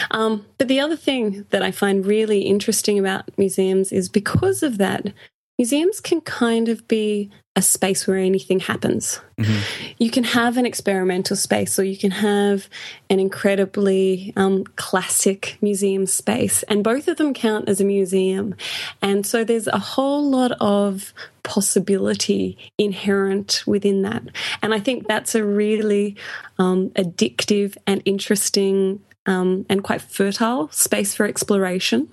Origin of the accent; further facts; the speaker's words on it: Australia; accent: Australian; I am from Australia